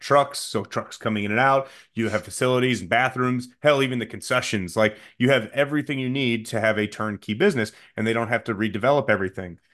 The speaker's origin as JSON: {"language": "English", "area": "Chicago area", "region": "Illinois", "country": "United States", "tie": "born or raised there", "said": "I get to Naperville, and the call sheet says my hometown on it"}